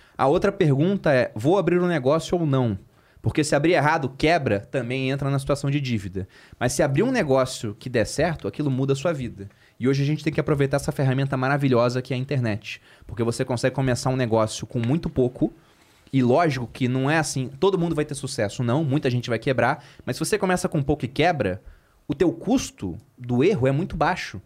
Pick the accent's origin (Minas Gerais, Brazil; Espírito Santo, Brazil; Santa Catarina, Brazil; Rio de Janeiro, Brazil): Rio de Janeiro, Brazil; moved away as an adult; now in São Paulo, Brazil; Eu sou carioca